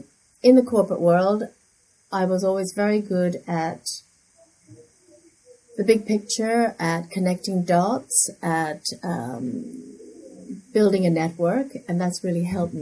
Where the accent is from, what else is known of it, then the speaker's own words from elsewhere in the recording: New York, United States; also born or lived in London; now in Hong Kong; My father was a diplomat, and I grew up in New York and spent a lot of my time in London before I moved to Hong Kong in 2010.